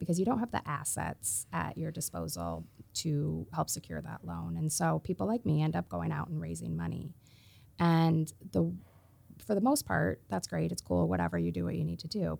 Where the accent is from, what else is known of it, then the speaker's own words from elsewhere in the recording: Iowa, United States; I'm from Iowa